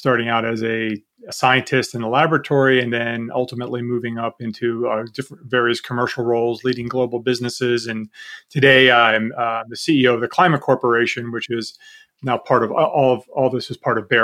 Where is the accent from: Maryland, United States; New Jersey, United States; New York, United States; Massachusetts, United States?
Maryland, United States; Baltimore; moved away; I grew up in Baltimore, so I had a chance to volunteer at Johns Hopkins University working in a lab